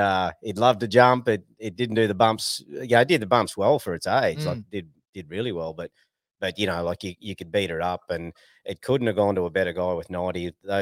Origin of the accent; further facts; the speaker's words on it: Australia; moved away as an adult; also born or lived in Taroom; I grew up on Doonside